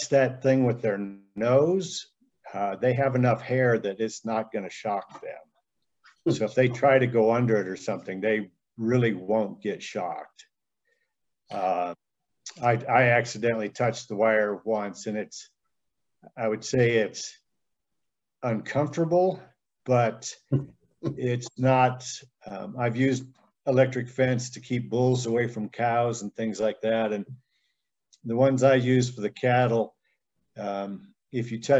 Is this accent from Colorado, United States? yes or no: yes; Steamboat Springs, Colorado, United States; now in Walden, United States; I'm from Steamboat Springs originally